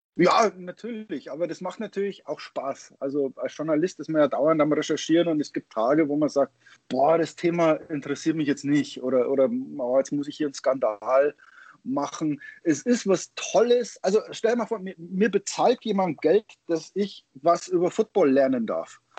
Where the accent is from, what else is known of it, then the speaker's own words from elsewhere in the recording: Germany; moved away; also born or lived in Michigan, United States; als Deutscher